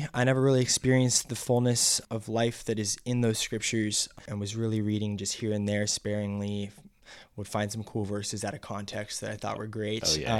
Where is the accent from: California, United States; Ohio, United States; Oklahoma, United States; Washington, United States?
Washington, United States; Seattle; I'm from West Coast, Seattle, Washington.